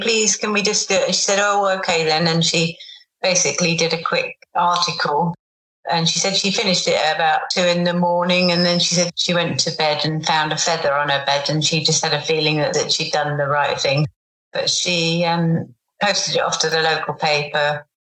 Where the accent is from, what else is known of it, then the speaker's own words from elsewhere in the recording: England, United Kingdom; being English